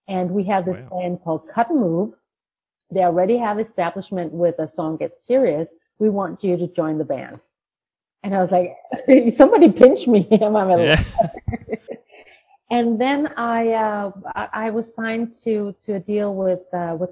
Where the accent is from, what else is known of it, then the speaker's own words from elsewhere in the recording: Denmark; moved away; I grew up in a small town in Denmark with my Danish mother.